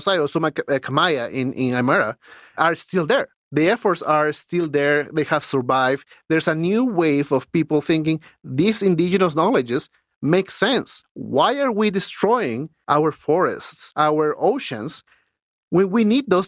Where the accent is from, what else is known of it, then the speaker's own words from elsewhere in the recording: Lima, Peru; moved away as an adult; now in Canada; when I grew up in Lima, winters were 14 degrees Celsius